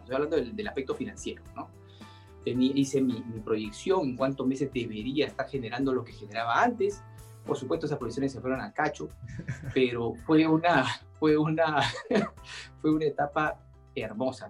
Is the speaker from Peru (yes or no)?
yes; Peru; nos hemos generado como peruanos